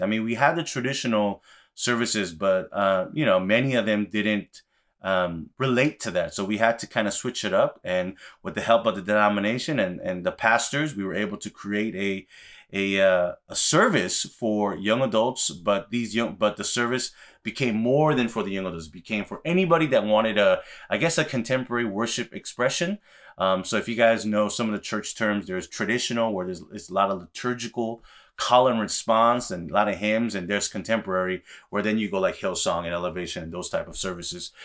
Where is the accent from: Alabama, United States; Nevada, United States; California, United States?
California, United States; Los Angeles; I grew up in Koreatown, L